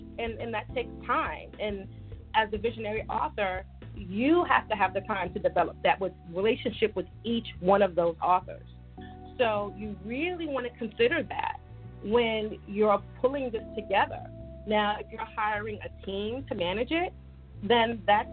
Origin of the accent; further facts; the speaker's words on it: New York, United States; also born or lived in Virginia; I'm from New York, and we talk